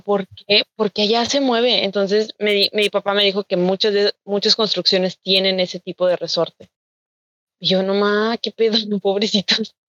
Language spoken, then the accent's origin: Spanish; Monterrey, Nuevo León, Mexico; yo soy de Monterrey